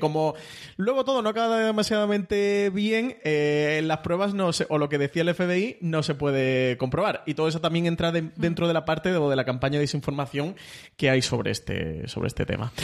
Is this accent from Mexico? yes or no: no; Spain; como espectador español